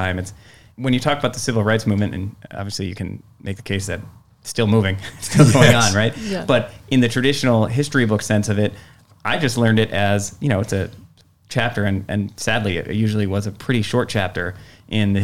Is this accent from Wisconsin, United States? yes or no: yes; Door County, Wisconsin, United States; also born or lived in Chicago; I work in my hometown